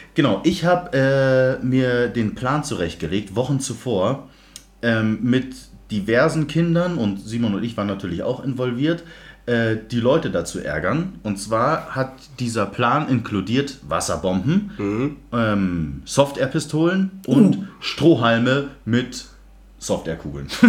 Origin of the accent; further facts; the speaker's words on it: Munich, Bavaria, Germany; ich bin, wie erwähnt, im Westend aufgewachsen